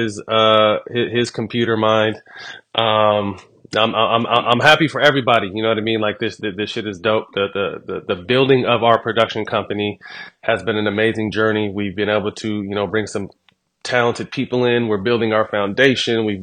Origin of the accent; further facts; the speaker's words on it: Sacramento, California, United States; I'm from Sac